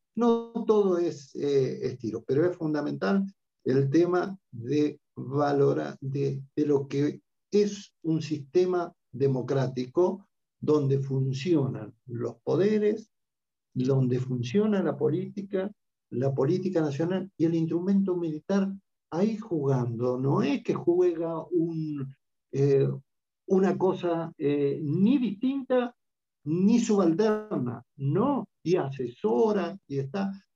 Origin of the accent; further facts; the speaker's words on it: Argentina; como argentinos